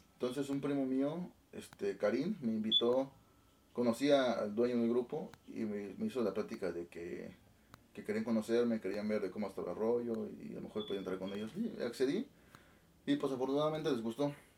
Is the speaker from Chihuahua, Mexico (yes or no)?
no; La Trinidad Ixtlán, Oaxaca, Mexico; moved away as an adult; also born or lived in Mexico City; Yo soy originario de un pueblo que se llama La Trinidad Ixlán, ahí del estado de Oaxaca